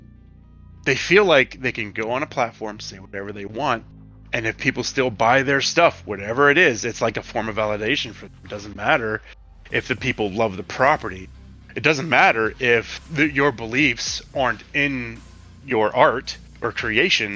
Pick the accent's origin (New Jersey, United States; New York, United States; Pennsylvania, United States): Pennsylvania, United States; Pittsburgh; we're from Pittsburgh.